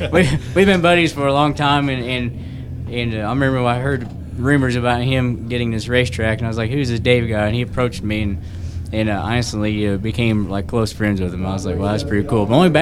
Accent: Columbus, Indiana, United States; I'm from Columbus, Indiana.

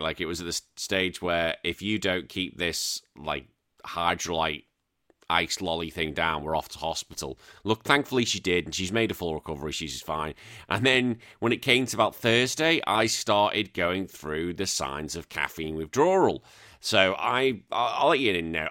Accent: United Kingdom; now in Central Coast, Australia; as a Brit, I know I'm now dual, but as a Brit

